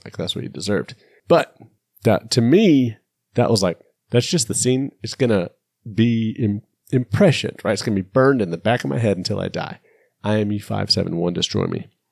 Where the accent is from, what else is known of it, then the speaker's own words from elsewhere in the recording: United States; I'm American